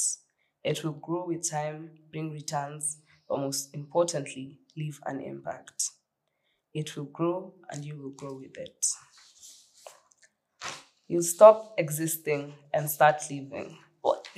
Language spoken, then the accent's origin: English; Nairobi, Kenya; I grew up in Kariobangi North